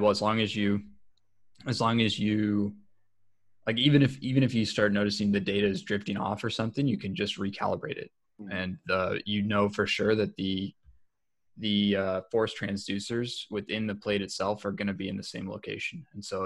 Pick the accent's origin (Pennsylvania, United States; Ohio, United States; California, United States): Ohio, United States; we're both from Ohio